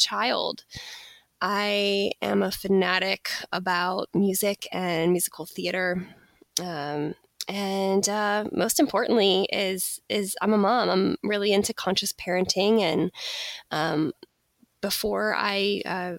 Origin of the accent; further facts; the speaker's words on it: Pittsburgh, Pennsylvania, United States; moved away as an adult; also born or lived in Florida / New York City; I live in Pittsburgh, Pennsylvania. This is actually my hometown where I grew up, although I spent some time living in Florida and New York City as well.